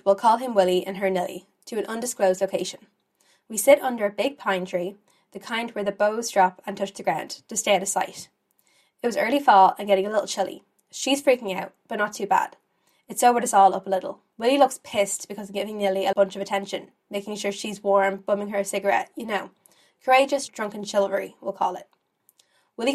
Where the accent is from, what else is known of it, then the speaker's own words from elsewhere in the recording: Ireland; As an Irish girl